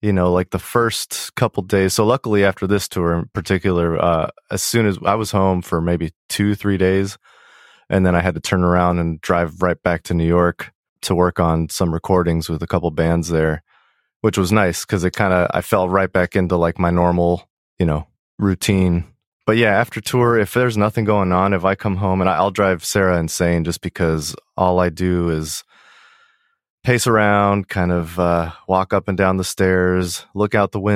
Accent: Colombia; also born or lived in Cerritos, California, United States; But by the time I was 6 months old, my parents moved back to Colombia, where they're from.

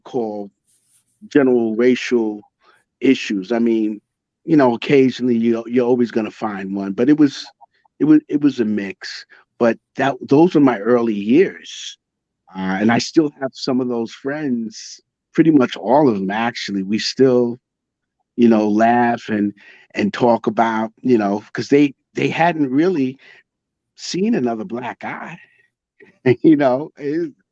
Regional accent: Dix Hills, New York, United States; accent: Long Island; moved away as an adult; now in Virginia, United States; I grew up in Long Island. I'm a New York guy. Long Island, New York. You can hear it in my Long Island

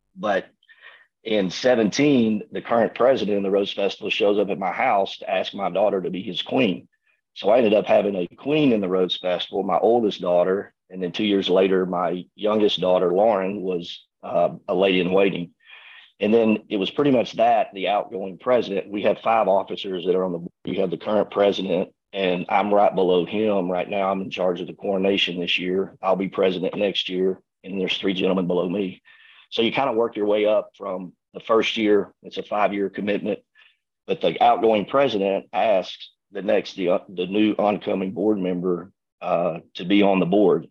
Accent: Arkansas, United States; moved away as an adult; now in Tyler, United States; I'm from Arkansas

